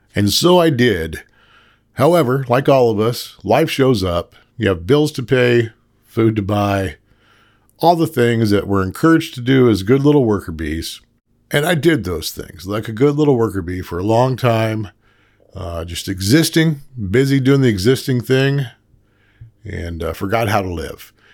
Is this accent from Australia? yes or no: no; South Central Oklahoma, United States; Growing up in South Central Oklahoma, in a incredibly small town